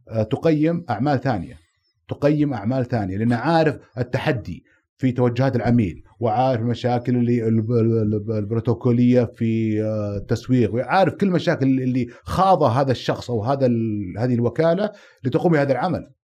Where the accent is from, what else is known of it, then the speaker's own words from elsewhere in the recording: Saudi Arabia; أنا سعودي